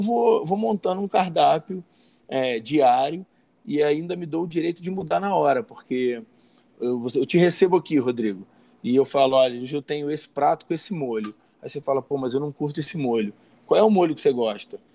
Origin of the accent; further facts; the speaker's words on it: Rio de Janeiro, Brazil; now in Teresópolis, Brazil; eu sou natural do Rio de Janeiro mesmo, mas estou há 34 anos aqui na Serra Fluminense, em Teresópolis